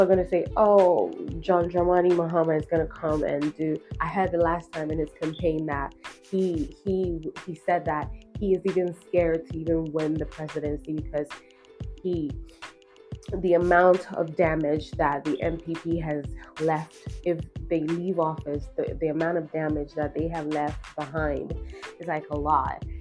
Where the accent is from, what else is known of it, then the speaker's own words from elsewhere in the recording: Ghana; as a Ghanaian